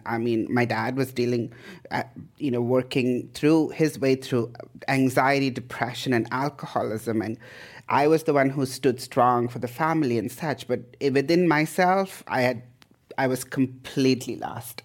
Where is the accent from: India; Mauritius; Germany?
India; moved away as an adult; also born or lived in Idaho, United States / Canada; now in Bay Area, United States; I was born in India, um, in the eighties, so I'm an eighties child